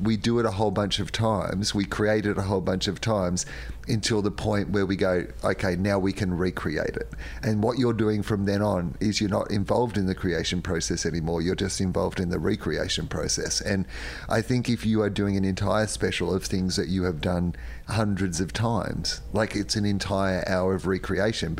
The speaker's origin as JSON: {"language": "English", "country": "Australia", "said": "I grew up with in the Australian scene"}